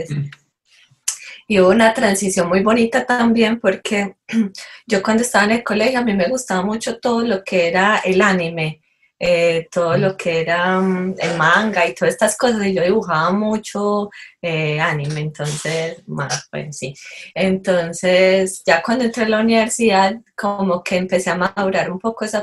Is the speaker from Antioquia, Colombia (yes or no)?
yes; Itagüí, Antioquia, Colombia; crecimos en, en Medellín, en un municipio que se llama Itagüí, entonces realmente es pequeño.